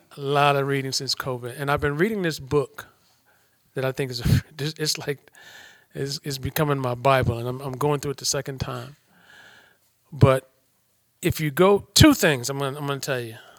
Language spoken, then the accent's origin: English; Detroit, Michigan, United States; I come from Detroit, the inner city of Detroit